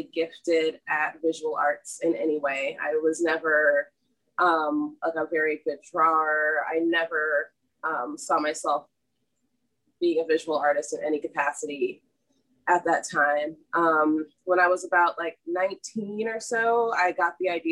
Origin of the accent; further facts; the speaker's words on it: suburbs of Washington, D.C., Virginia, United States; moved away as an adult; also born or lived in New Orleans, Louisiana; now in Sarasota, United States; I grew up in Virginia, like the suburbs of Washington, D.C.